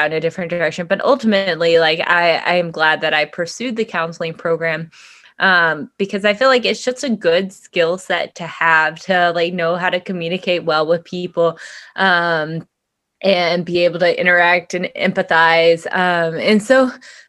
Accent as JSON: {"language": "English", "town": "Whitesboro", "region": "Texas", "country": "United States", "moved": "yes", "said": "I'm from Whitesboro"}